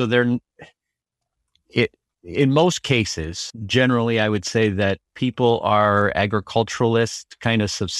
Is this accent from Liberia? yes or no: yes; Liberia; moved away as an adult; now in United States; I say returned. I was born and raised in Liberia. So coming to the United States for college was actually kind of like going to a new country.